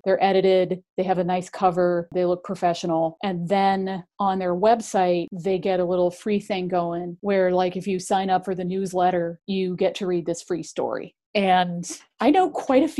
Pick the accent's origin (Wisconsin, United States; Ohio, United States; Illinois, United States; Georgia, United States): Ohio, United States; near Cleveland; I grew up near Cleveland